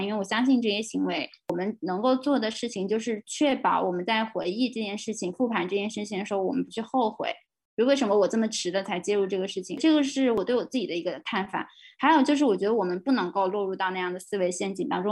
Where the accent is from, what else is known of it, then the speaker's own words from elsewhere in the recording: China; 当我们就是大陆的所有的女权主义者都被认为是境外势力的时候